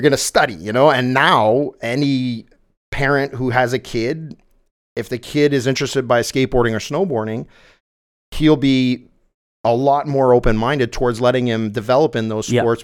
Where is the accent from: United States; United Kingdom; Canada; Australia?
Canada; Saint-Bruno-de-Montarville, Quebec; St. Bruno, which is my hometown on the South Shore of Montreal